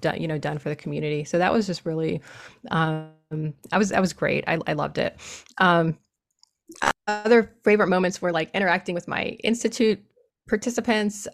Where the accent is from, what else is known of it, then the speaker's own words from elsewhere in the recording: Harrisburg, Pennsylvania, United States; I'm from Harrisburg, Pennsylvania, so I'm from the eastern part of the state.